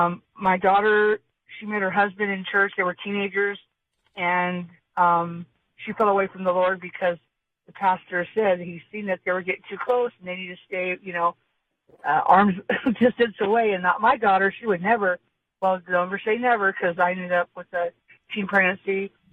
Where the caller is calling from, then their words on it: Sage, California, United States; I'm calling from Sage, south of Hemet, up in the hills.